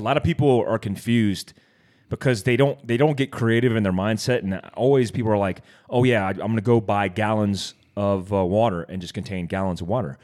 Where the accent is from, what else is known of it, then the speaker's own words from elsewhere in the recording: Daytona Beach, Florida, United States; kid from Daytona Beach, Florida